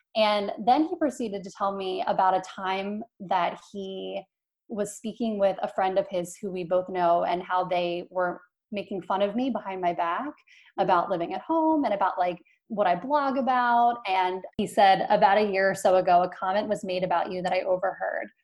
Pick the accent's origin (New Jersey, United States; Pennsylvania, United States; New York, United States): Pennsylvania, United States; Philadelphia; I'm from Philadelphia